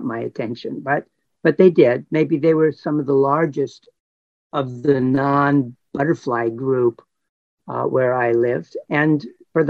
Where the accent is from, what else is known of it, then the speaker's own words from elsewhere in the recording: Los Angeles, California, United States; I was born and raised in Los Angeles